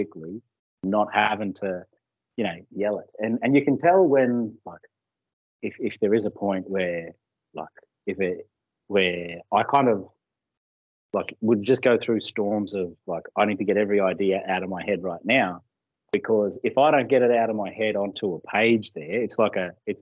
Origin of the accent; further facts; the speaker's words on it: Murgon, Queensland, Australia; also born or lived in Cherbourg; I grew up in Mergen and Cherbourg, so around where Steve Renoff and Selwyn Cobb are from